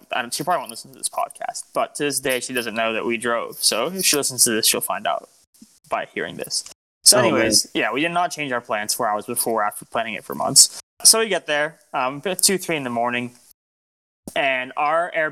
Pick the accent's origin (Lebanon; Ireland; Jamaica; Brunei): Lebanon; I'm Lebanese, me and … are Lebanese